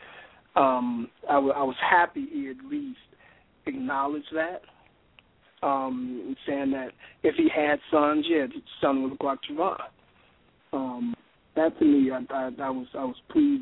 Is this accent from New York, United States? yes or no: no; Chicago, Illinois, United States; moved away; also born or lived in West Palm Beach; my hometown of Chicago